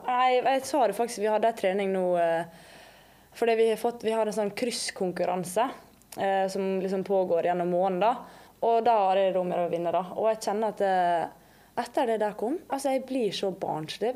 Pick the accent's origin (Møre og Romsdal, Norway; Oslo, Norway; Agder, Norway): Møre og Romsdal, Norway; Langevåg; moved away; also born or lived in England; Jeg kommer jo ikke herfra, jeg har jo dialekt. Så jeg kommer fra Langvåg, verdens fineste sted, litt utenfor Ålesund.